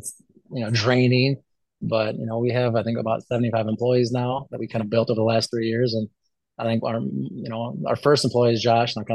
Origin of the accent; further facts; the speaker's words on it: Illinois, United States; I was gonna say we grew up in Illinois